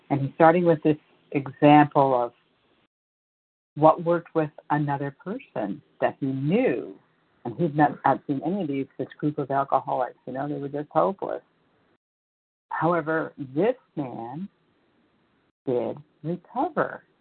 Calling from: California, United States; from California.

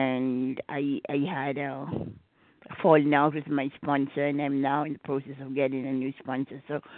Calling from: Gettysburg, Maryland, United States; from Gettysburg, Maryland.

